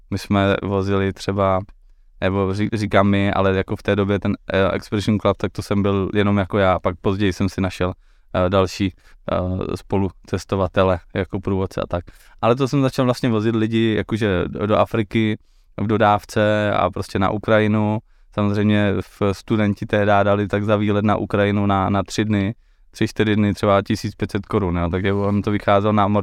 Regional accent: Silesia, Czechia; jsem se léta páně 1988. Eh, v malé výzce, uh, eh, ne, jsem ze Slezska.

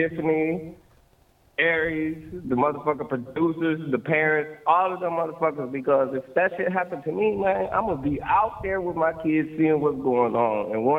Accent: Muskegon, Michigan, United States; man. I'm from Michigan. Muskegon, Michigan out here.

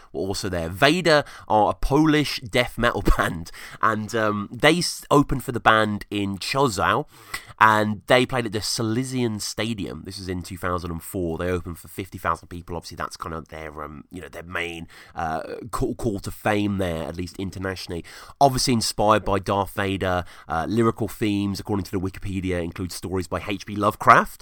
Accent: England, United Kingdom; growing up in England

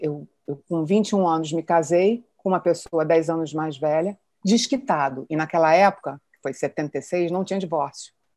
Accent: Rio de Janeiro, Brazil; also born or lived in Petrópolis; Eu sou carioca

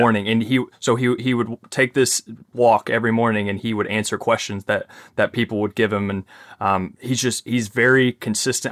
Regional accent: Kentucky, United States; accent: Southern twang, Kentucky accent; I'm from Kentucky

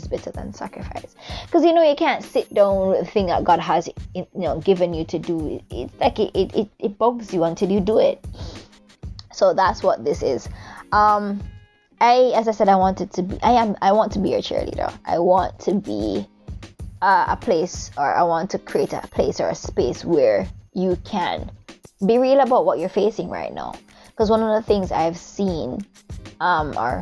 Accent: Jamaica; now in Japan; I am Jamaican. I am a Jamaican currently living in a beautiful set of islands called Japan

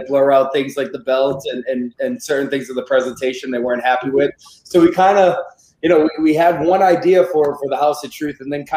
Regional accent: New England, United States; I grew up in the Northeast. I'm from New England

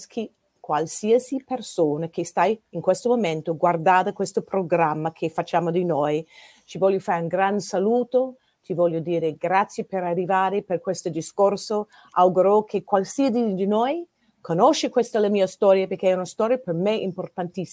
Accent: New Jersey, United States; the East Coast, New Jersey, it's a great place to be born and raised

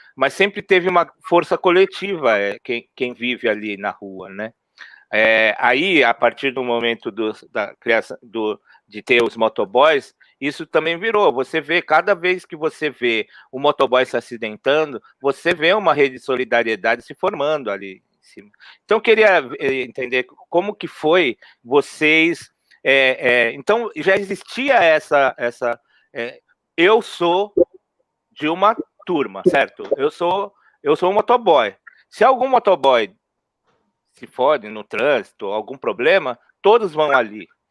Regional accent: São Paulo, Brazil; eu cresci na Zona Norte ali, né? No Peri, no Mandaqui

